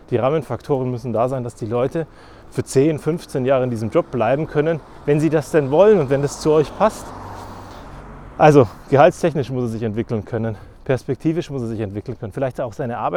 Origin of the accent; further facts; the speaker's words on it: Germany; Weil im Feiern sind wir Deutsche wahnsinnig schlecht.